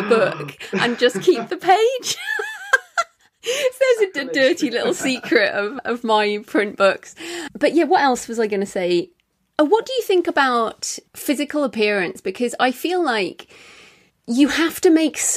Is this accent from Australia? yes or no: no; England, United Kingdom; being English